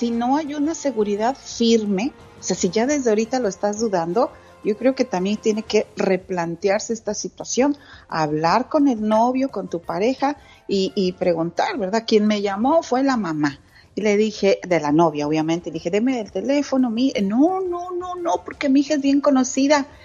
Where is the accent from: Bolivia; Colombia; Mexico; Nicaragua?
Mexico; Santa Catarina, Nuevo León; Y luego en mi pueblo, allá en Santa Catarina, Nuevo León